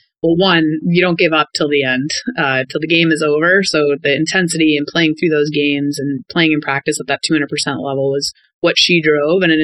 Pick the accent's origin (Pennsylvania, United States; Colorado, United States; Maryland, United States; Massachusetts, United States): Massachusetts, United States; Cape Cod; moved away as an adult; also born or lived in Ohio / Florida / Boston; being born and raised on Cape Cod